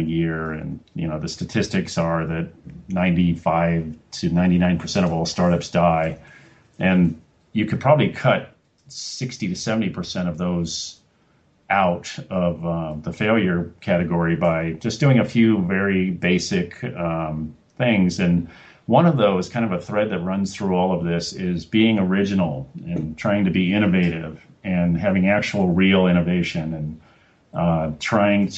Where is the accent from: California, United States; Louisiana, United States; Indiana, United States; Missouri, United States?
California, United States; Los Angeles; moved away as an adult; also born or lived in Oregon / Cambridge, Massachusetts / Salt Lake City / Colorado; And now I'm from Los Angeles, my hometown, and so yeah, I've been back in Los Angeles for a few years